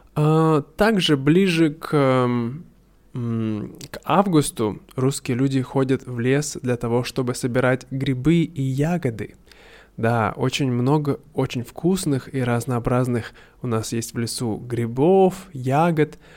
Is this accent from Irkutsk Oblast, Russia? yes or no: yes; Irkutsk, Irkutsk Oblast, Russia; Иркутск, откуда я родом